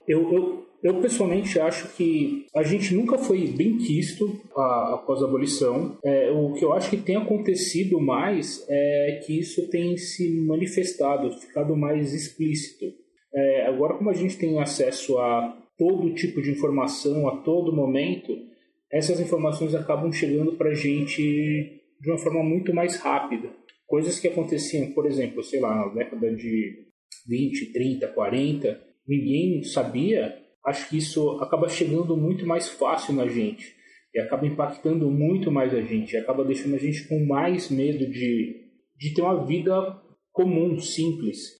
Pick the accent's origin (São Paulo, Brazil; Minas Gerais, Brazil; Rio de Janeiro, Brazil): São Paulo, Brazil; eu sou de São Paulo